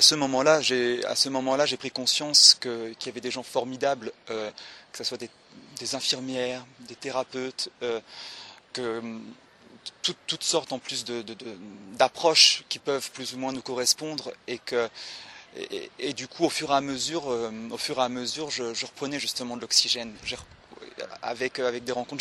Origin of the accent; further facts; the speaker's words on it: Le Mans, Pays de la Loire, France; je viens du Mans